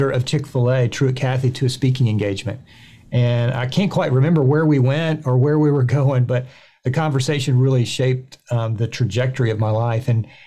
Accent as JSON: {"language": "English", "region": "Georgia", "country": "United States", "tie": "born or raised there", "said": "So I grew up in Georgia, went to a school here in Georgia"}